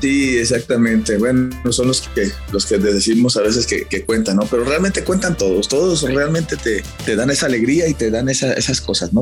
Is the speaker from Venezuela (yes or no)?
no; Mexico